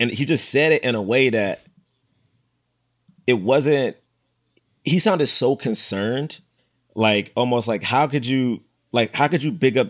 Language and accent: English; United States; I was an American, not because I was black.